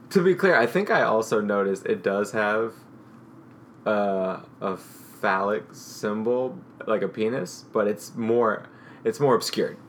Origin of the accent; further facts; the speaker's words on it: St. Louis, Missouri, United States; I grew up in St. Louis